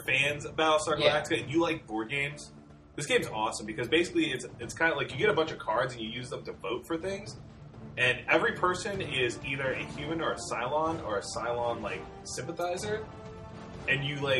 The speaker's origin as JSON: {"language": "English", "country": "Australia", "said": "Get it, because we're being racist and we're Australian?"}